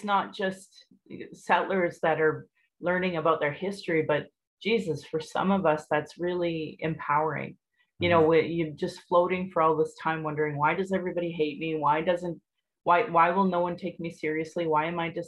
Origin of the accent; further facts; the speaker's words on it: Sylvan Lake, Alberta, Canada; also born or lived in Calgary; I grew up in Sylvan Lake, and I graduated high school there in 1994